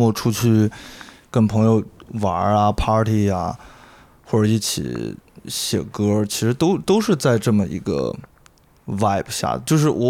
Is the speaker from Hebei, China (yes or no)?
no; Chengdu, Sichuan, China; 对我不是那种特别骄傲说自己。这是成都人，然后土生土长成都人，然后成都说唱巴拉巴拉很牛逼